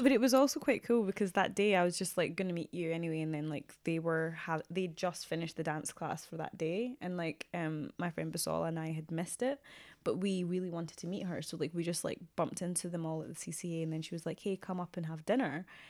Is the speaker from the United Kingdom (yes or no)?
yes; Glasgow, Scotland, United Kingdom; moved away; I grew up in Glasgow